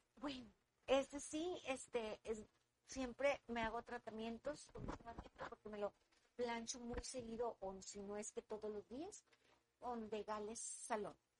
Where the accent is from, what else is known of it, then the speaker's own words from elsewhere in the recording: Monterrey, Nuevo León, Mexico; soy regia y me, me gusta hacer lo que hago aquí y aquí lo tengo y aquí soy feliz